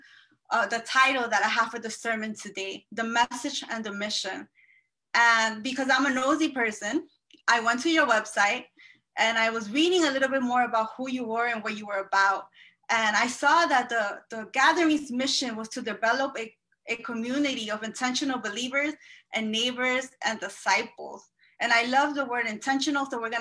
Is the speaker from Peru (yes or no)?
yes; Peru; also born or lived in Elmhurst, Queens, New York; now in Queens, United States; I am from Peru